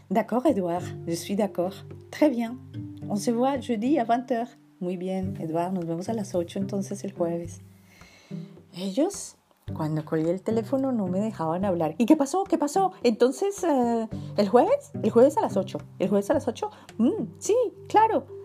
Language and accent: Spanish; Colombia; moved away; siempre me preguntan que si soy chino. Y cuando les digo que soy colombiano, pues quedan así como extrañados. Pero bueno, yo ya me he acostumbrado. Hace cinco años que estoy aquí